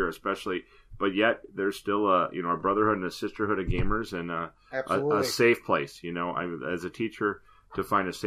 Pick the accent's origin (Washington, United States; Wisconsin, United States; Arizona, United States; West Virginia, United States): Wisconsin, United States; southern; I grew up in southern Wisconsin